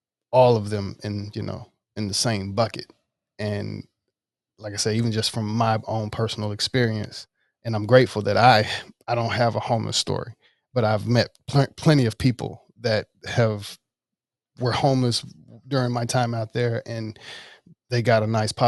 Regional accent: Jackson, Mississippi, United States; moved away; I grew up in West Jackson. So yeah, it's definitely more of the, I guess, poor area of Jackson

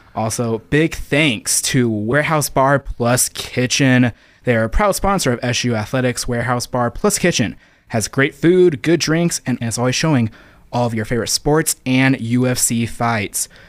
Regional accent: Las Vegas, Nevada, United States; moved away; growing up in Vegas, for me, being a U N L V fan

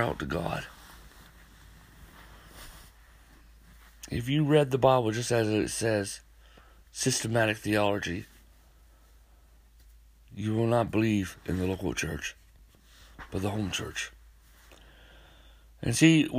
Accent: North Dakota, United States; moved away; I'm from North Dakota

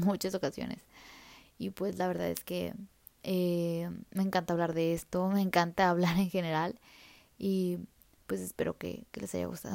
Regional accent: Mexico; como país mexicano

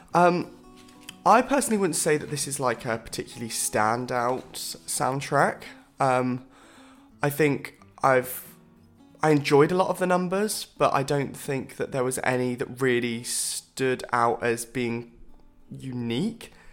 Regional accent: Bournemouth, South West England, United Kingdom; I was born in Bournemouth

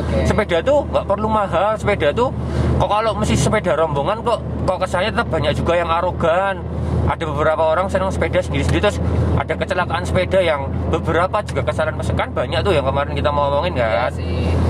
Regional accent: Yogyakarta, Special Region of Yogyakarta, Indonesia; Saya besar, lahir, dan tinggal di Yogyakarta

